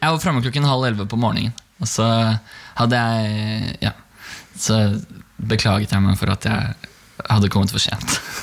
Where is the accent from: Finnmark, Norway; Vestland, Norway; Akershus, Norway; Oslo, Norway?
Akershus, Norway; Bærum; Jeg kommer fra Bærum